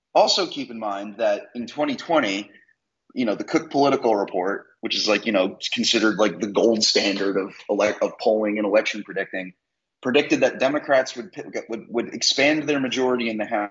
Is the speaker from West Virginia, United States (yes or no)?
no; Philadelphia, Pennsylvania, United States; also born or lived in Connecticut; now in Virginia, United States; I grew up in the Philly area, very liberal, and I've lived in Connecticut. And now, well, I guess Virginia now counts as the first technically red state I've ever lived